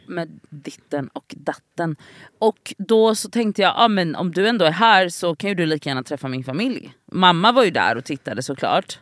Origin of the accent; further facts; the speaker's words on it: Gothenburg, Västra Götaland, Sweden; moved away; jag har varit hemma i Göteborg en helg och varit mycket med mina syskonbarn